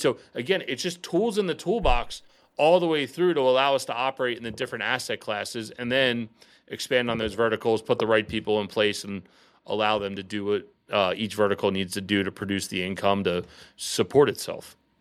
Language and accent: English; outside of Philadelphia, Pennsylvania, United States; moved away as an adult; now in Baltimore, United States; me and my business partner and I, we grew up outside of Philadelphia